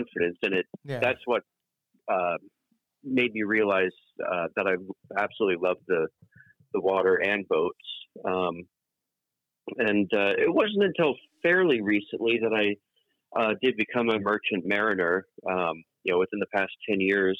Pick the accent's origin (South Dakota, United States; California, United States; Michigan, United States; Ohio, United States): California, United States; East Bay; also born or lived in England; the vast majority of my life, mm-hmm. living in the East Bay. So, you know, since I was a wee tyke